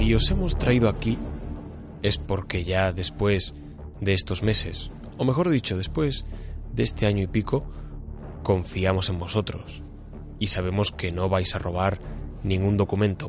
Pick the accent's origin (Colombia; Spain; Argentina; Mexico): Spain; Hoyos, Extremadura; allí en, en mi pueblo, en Hoyos